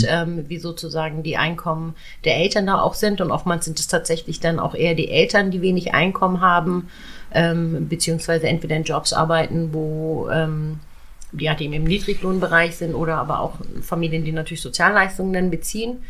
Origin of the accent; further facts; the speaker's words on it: Schleswig-Holstein, Germany; bei uns in Schleswig-Holstein